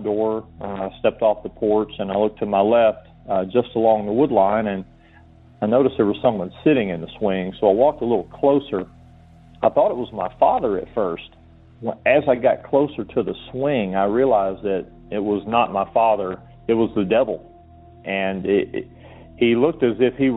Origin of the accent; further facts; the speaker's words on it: Georgia, United States; moved away; I'm from Georgia originally